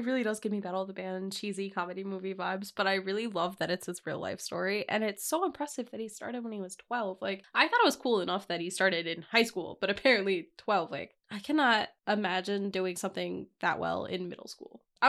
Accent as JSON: {"language": "English", "region": "Ohio", "country": "United States", "tie": "born there", "said": "I genuinely forget that I was born in Ohio. I don't know how I forget, but I do. Because I've lived here my whole life."}